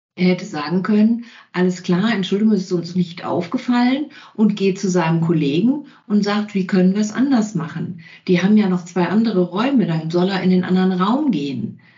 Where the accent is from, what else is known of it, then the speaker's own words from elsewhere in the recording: Kempten, Bavaria, Germany; ich komme aus Kempten